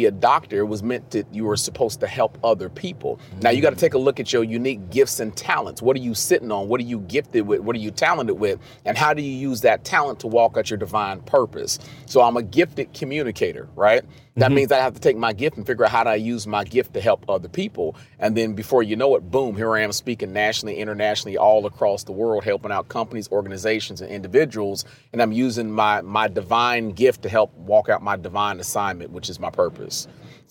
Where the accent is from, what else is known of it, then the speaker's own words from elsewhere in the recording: Cincinnati, Ohio, United States; I'm from Cincinnati, Ohio